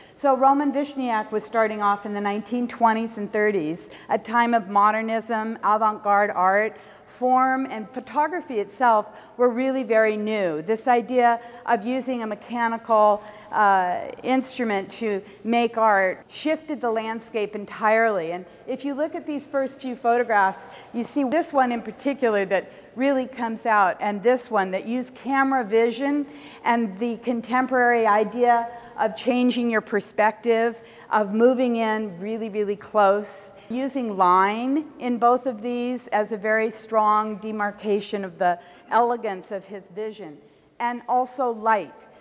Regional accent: Compton, California, United States; also born or lived in San Francisco, United States; now in Berkeley, United States; I grew up in Los Angeles and Compton in particular

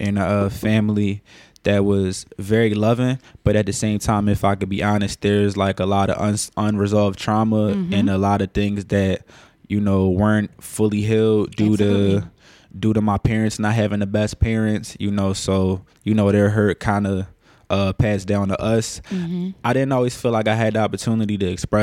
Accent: Philadelphia, Pennsylvania, United States; Born and raised in Philadelphia. Specifically, I was born in a section of Alleny

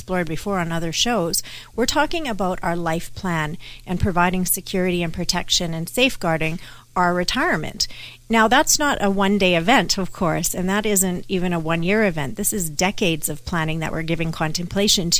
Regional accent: Canada; I am Canadian

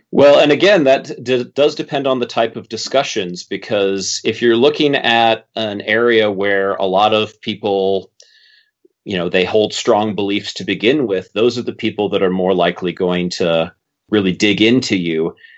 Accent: Minnesota, United States; I'm Minnesotan

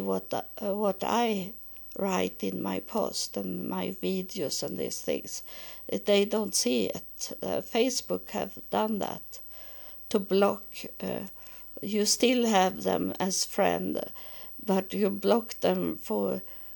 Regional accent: Sweden; English is a second language; I was born and I live in Sweden

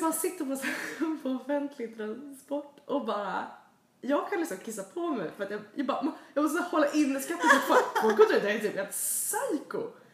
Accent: Sweden; now in United States; hemma i Sverige

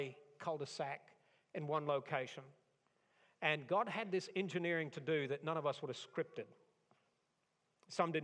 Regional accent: Tornado Alley, United States; I grew up in Tornado Alley.

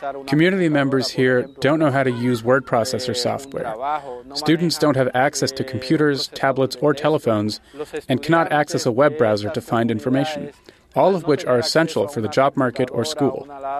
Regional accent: Dominican Republic; I'm from the Iguera community, which belongs to the Santa Lucia district. I'm a social activist and human rights defender. I am part of a Reconocido movement, a movement of Dominicans of Haitian descent.

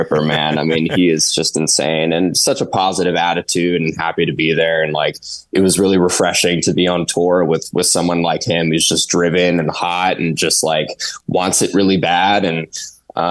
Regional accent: Bay Area, California, United States; we're from the Bay Area, California, so we're around from San Francisco.

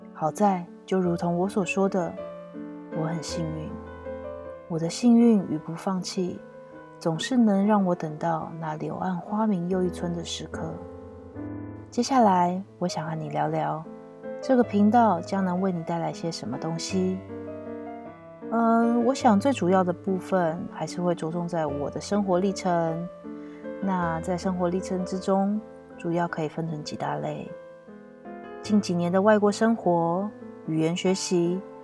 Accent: Taipei, Taiwan; moved away as an adult; also born or lived in Kaohsiung, Taiwan / Tainan, Taiwan / Japan; now in France; 是一个在台湾土生土长的台湾女生 从大学决定要离开出生地台北之后，便开始了奇幻的人生漂流旅程。从一开始的南下高雄念书，接着转战台南就业，再下定决心辞掉工作到日本打工度假

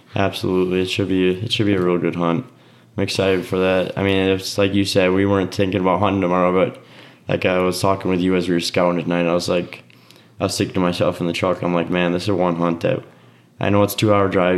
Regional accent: Oconomowoc, Wisconsin, United States; my hometown Oconomowoc.

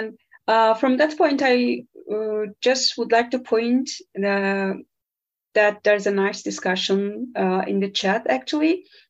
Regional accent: Brazil; I'm from Brazil.

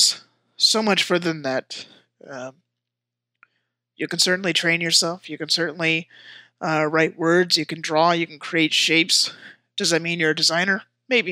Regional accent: Washington, United States; also born or lived in San Jose, California; moved to Washington State. I've been here for most of my life

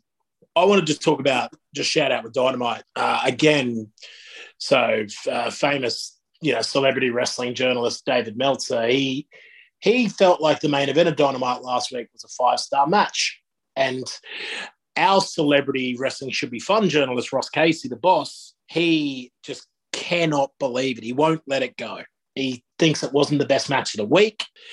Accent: Australia; I'm Australian myself

